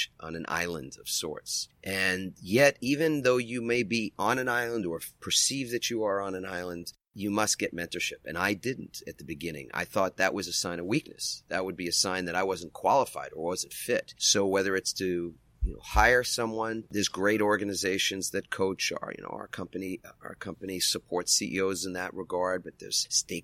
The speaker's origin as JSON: {"language": "English", "region": "New York", "country": "United States", "moved": "yes", "lives_now": "San Diego, United States", "said": "I'm from New York"}